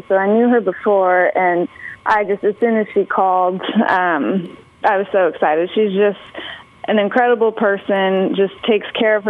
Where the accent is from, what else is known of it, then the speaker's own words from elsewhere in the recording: Phoenix, Arizona, United States; I grew up in Phoenix, Arizona